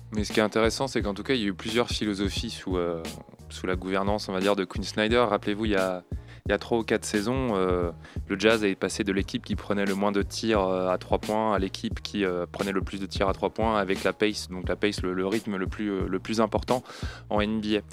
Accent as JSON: {"language": "French", "country": "France", "said": "en tant que Français"}